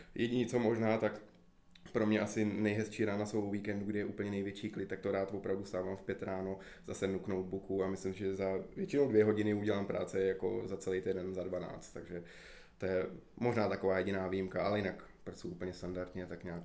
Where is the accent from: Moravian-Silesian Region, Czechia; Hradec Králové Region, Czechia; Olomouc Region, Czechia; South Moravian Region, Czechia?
Hradec Králové Region, Czechia; Hradec Králové; moved away as an adult; já jsem třeba z Hradce vlastně odešel před studiem, a takže já jsem se sem vrátil